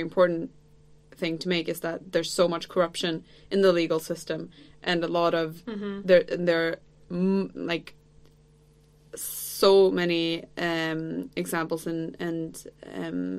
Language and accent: English; Sweden; I'm from Sweden.